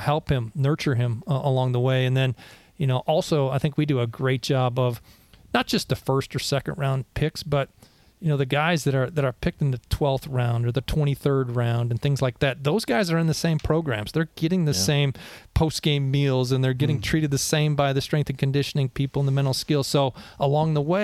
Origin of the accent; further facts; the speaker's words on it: Wisconsin, United States; moved away; I grew up in the Midwest in Wisconsin